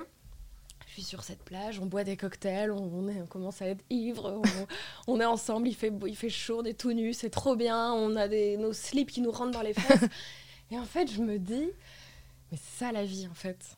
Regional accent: Lille, Hauts-de-France, France; moved away as an adult; also born or lived in Paris; je suis rentrée à Lille en 2019. Euh, J'étais pas censée revenir

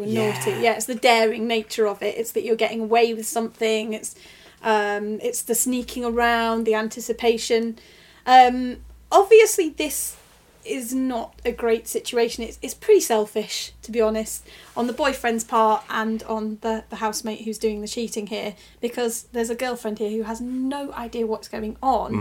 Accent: Macclesfield, North West England, United Kingdom; my hometown of Macclesfield.

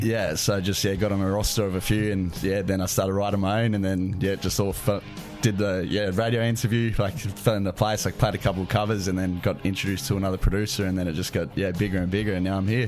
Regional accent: Canberra, Australian Capital Territory, Australia; I grew up on the farm. Yep. Uh, just outside Canberra

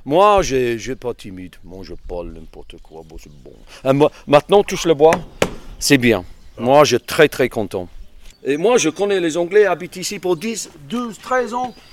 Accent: England, United Kingdom; French is a second language; now in France; Le problème avec les anglais, pas juste les anglais, c'est parce que je suis anglais.

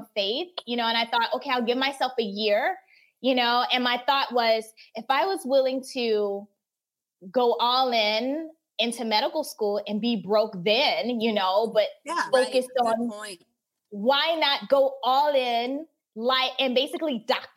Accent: North Carolina, United States; moved away as an adult; also born or lived in Turkmenistan / Asia; North Carolina. So I just graduated from the University of North Carolina at Chapel Hill

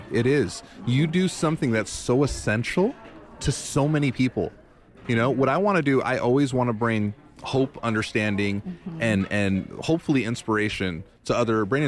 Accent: New York City, New York, United States; moved away; I was born in Little Puerto Rico, a.k.a. New York City

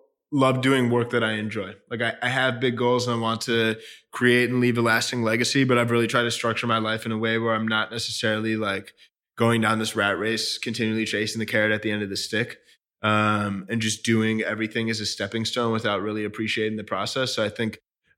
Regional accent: Chicago, Illinois, United States; I grew up in Chicago, middle, upper middle class

